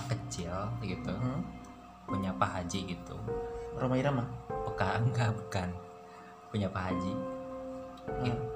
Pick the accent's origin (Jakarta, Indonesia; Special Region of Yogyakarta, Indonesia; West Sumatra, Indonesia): Jakarta, Indonesia; Cibubur; also born or lived in Tebet; now in Depok, Indonesia; gue tuh tinggal di Cibubur gue lahir gue lahir di Tebet nih cuman cuman sampai TK doang situ SD SMP SMA gue di Cibubur